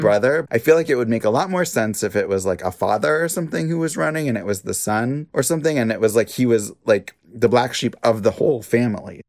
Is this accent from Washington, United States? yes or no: yes; Washington, United States; I'm from Washington State